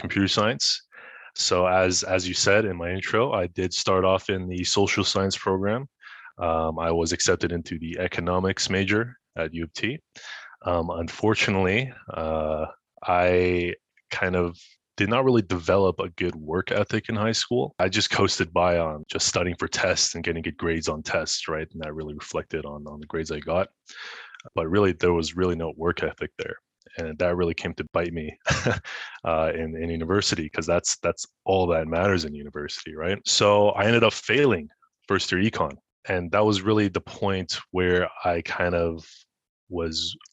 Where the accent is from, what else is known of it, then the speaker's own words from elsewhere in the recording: Ottawa, Ontario, Canada; also born or lived in Montreal; I was born in Montreal, but I was raised in Ottawa. So I spent basically all my life here.